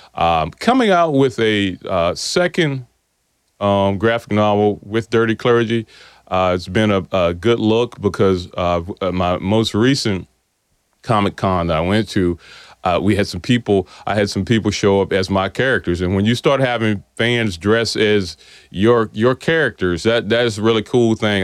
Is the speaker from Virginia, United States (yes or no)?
yes; South Boston, Virginia, United States; I, I grew up here in South Boston